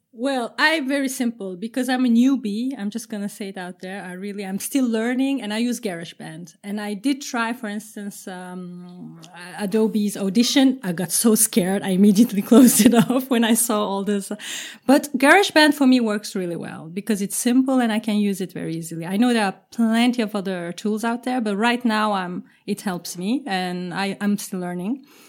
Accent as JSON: {"language": "English", "country": "Turkey", "moved": "yes", "lives_now": "Amsterdam, Netherlands", "said": "I'm based in Amsterdam. Uh, I'm originally from Turkey"}